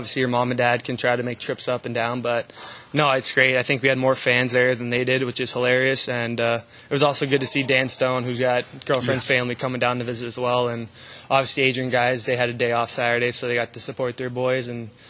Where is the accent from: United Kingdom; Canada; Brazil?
Canada; moved away as an adult; now in Binghamton, United States; as a Canadian